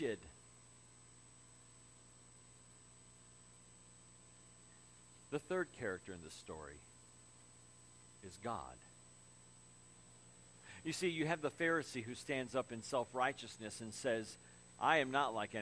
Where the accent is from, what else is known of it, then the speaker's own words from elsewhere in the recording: Crown Point, Indiana, United States; growing up in Crown Point, and the wind would switch and come off the lake.